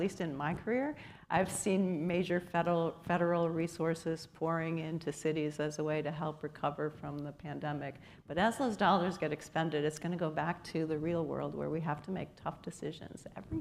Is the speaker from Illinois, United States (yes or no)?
yes; Chicago, Illinois, United States; now in Cleveland, United States; I grew up in Chicago, so when I moved to Cleveland